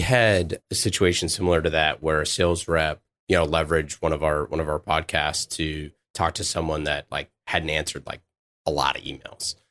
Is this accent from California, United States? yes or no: yes; Oakland, California, United States; I'm from Oakland